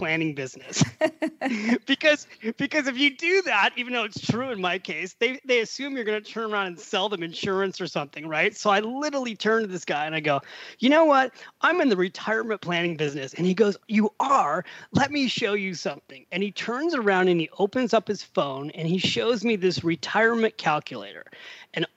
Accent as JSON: {"language": "English", "country": "United States", "also_born_or_lived": "Manhattan, New York", "moved": "as an adult", "lives_now": "Florence, Italy", "said": "being an American who picked up and moved to Florence, Italy"}